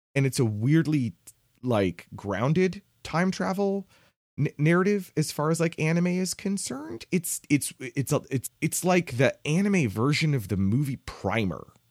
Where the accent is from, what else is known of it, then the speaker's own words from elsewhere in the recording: United States; my specific experience as an American